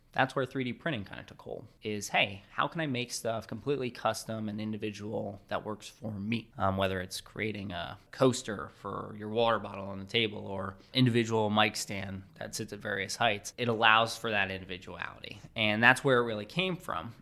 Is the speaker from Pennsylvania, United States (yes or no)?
yes; Reading, Pennsylvania, United States; growing up in the Reading area